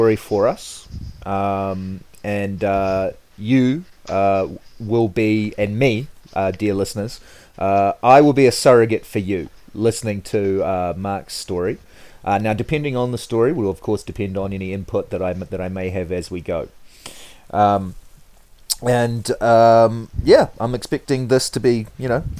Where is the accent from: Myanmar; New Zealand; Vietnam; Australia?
New Zealand; moved away; We're both originally from New Zealand